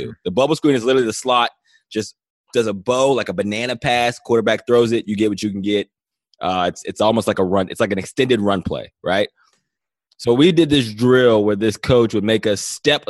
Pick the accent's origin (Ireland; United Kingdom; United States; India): United States; Johnstown, Pennsylvania; also born or lived in Cleveland; now in Los Angeles, United States; I'm a small town guy. I'm from Johnstown, Pennsylvania.